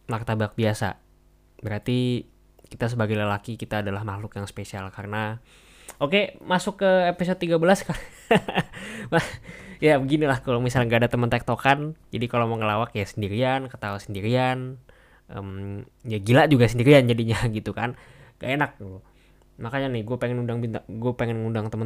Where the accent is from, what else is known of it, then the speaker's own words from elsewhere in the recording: Indonesia; karena kita orang Indo ya jadi kalau nyicipin makanan Indo sendiri